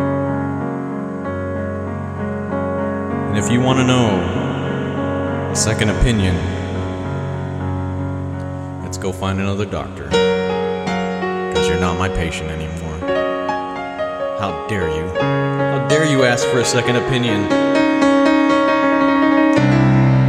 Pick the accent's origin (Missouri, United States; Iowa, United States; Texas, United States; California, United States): Texas, United States; moved away; I'm from Texas. But like when I was in Texas, I never really left Texas